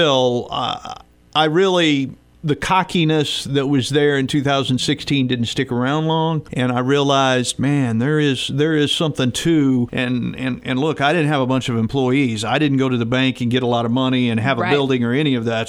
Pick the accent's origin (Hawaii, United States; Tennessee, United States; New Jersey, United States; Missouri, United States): Missouri, United States; Southwest; I grew up in Southwest Missouri.